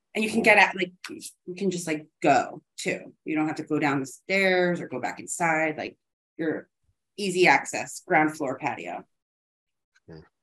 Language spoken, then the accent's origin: English; New Jersey, United States; moved away as an adult; also born or lived in Chicago; now in South Florida, United States; I'm from New Jersey